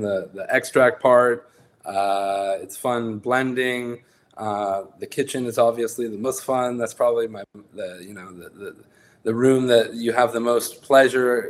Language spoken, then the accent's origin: English; San Francisco Bay Area, California, United States; i was lucky to be from the san francisco uh, bay area